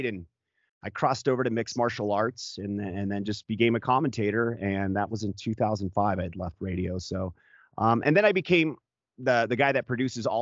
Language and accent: English; Anaheim, California, United States; moved away; I was born in Anaheim, California